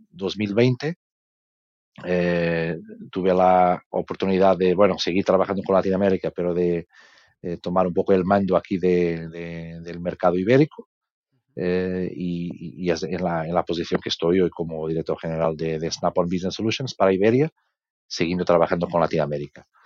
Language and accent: Spanish; Portugal; Spanish is a second language; now in Spain; eh, soy eh, por, el nombre y por el sotaque, probablemente entendéis que soy portugués.